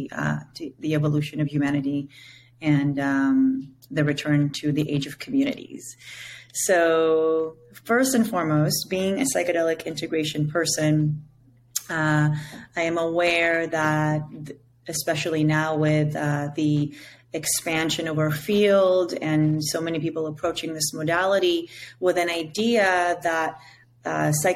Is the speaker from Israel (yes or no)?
yes; Israel; first language Hebrew; English is a second language; now in Costa Rica; born in Israel. My name literally means sacred song in my native language of Hebrew